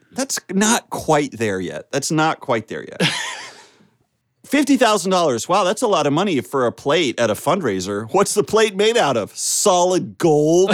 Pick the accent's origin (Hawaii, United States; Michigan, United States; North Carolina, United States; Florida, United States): North Carolina, United States; because I'm from North Carolina, I'll say y'all